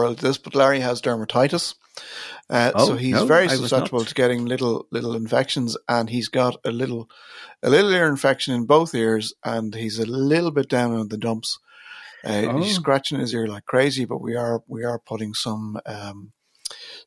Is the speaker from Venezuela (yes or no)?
no; Ireland; we're Irish